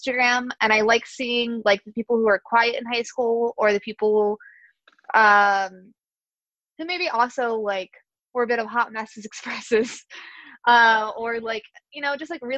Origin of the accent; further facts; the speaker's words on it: Louisiana, United States; moved away; I'm from Louisiana